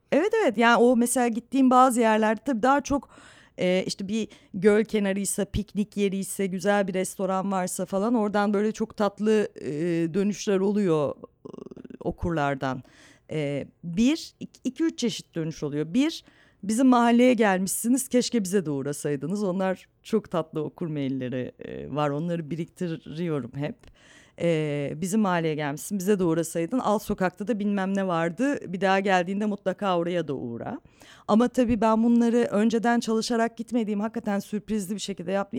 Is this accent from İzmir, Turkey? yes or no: no; Istanbul, Turkey; hep Anadolu yakasında büyüdüm.